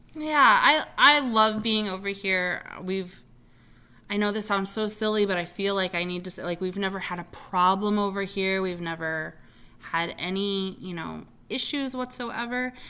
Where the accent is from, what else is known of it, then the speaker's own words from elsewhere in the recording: Zion, Illinois, United States; now in Bloomington, United States; My hometown of Zion, Illinois